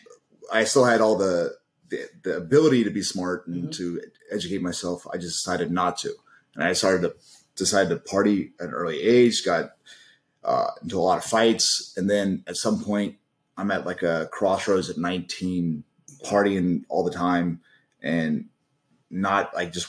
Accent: Charleston, South Carolina, United States; moved away as an adult; also born or lived in Gresham, Oregon; I grew up in Charleston

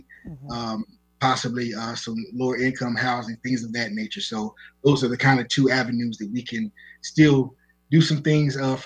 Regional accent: Charlotte, North Carolina, United States; I'm from the west side of Charlotte. I grew up in Clinton Park.

